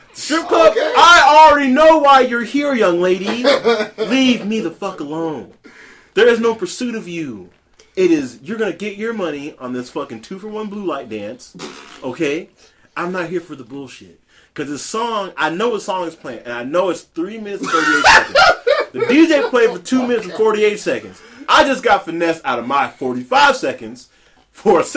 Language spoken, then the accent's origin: English; Las Vegas, Nevada, United States; I grew up in Vegas